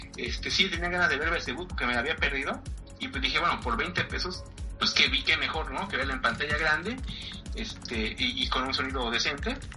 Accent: Mexico; aquí en nuestro país

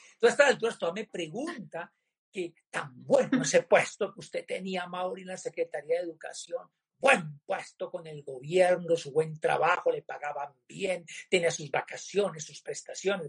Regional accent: Popayán, Cauca, Colombia; mi tierra natal, a mi Popayán del Alma

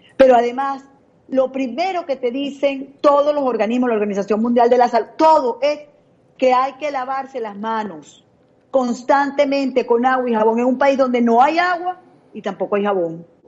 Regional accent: Venezuela; el desastre en mi país

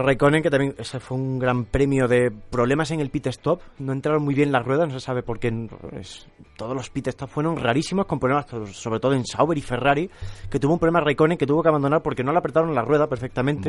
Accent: Arroyo de la Luz, Extremadura, Spain; moved away; Es el Día de la Luz en mi pueblo

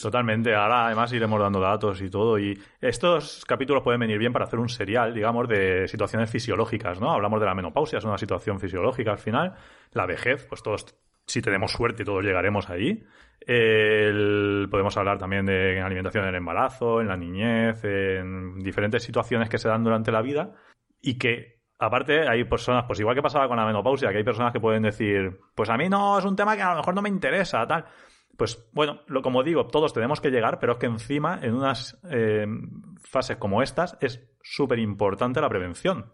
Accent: Elda, Valencian Community, Spain; also born or lived in Ibi; yo trabajo en IBIA, aunque soy de ELDA

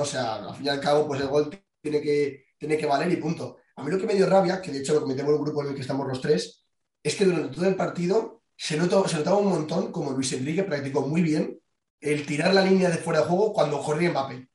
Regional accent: Spain; somos tres españoles

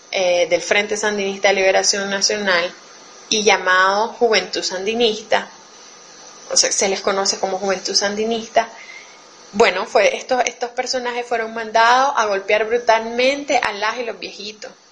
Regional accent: Nicaragua; Un saludo desde Nicaragua a las compañeras de Radio Humedales y de todo el Coño Sur. … soy nicaragüense, feminista y tortillera.

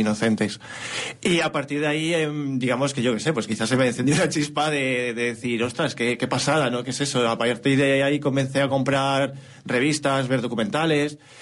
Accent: near Pedrosa del Rey / Toro area, Castile and León, Spain; cerca de mi pueblo

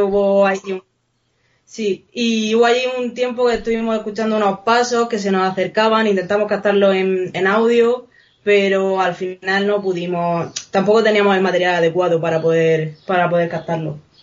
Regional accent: Region of Murcia, Spain; Nosotros es que somos precisamente de Murcia, entonces lo tenemos bastante cerca.

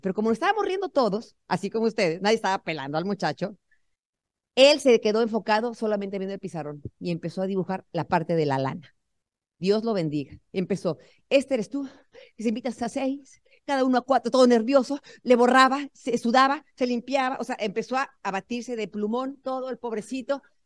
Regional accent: Tenancingo, State of Mexico, Mexico; moved away as an adult; now in United States; Tenemos que irnos a vivir al pueblo otra vez, a Tenancingo, Tenancingo, Estado de México. ¿Quién conoce mi pueblo?

